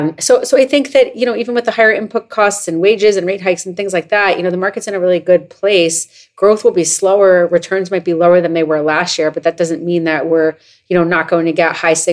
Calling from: New York, United States; I'm calling from New York.

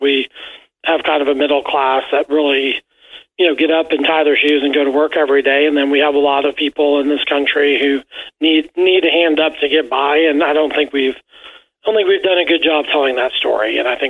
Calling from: Kentucky, United States; I'm calling you from the Commonwealth of Kentucky, where we're a beautiful state.

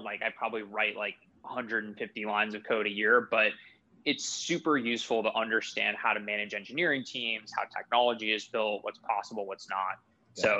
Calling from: Boston, Massachusetts, United States; I'm calling in from my home office in Boston, Massachusetts.

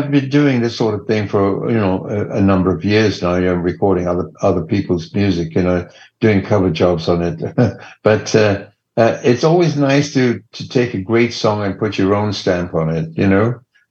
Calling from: Los Angeles, California, United States; I'm in Los Angeles.

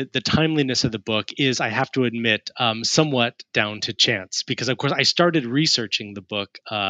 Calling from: Richmond, South East England, United Kingdom; I'm joining you from Richmond in Surrey in the United Kingdom, which is just southwest of Greater London.

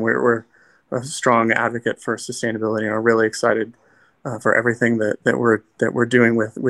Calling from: Las Cruces, New Mexico, United States; I'm actually calling from Las Cruces today.

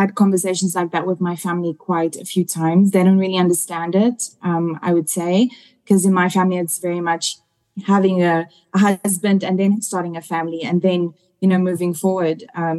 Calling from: South Africa; I'm calling you guys from South Africa.

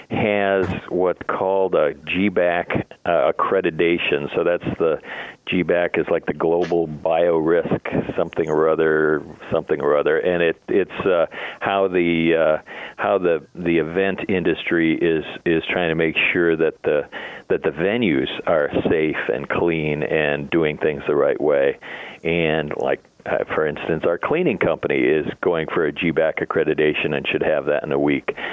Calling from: Oakbrook Terrace, Illinois, United States; office, yeah, at the office in uh, Oakbrook Terrace.

